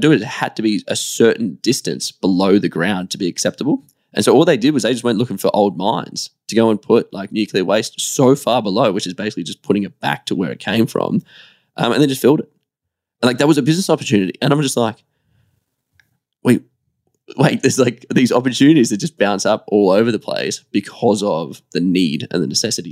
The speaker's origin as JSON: {"language": "English", "country": "Australia", "said": "as an Australian business owner"}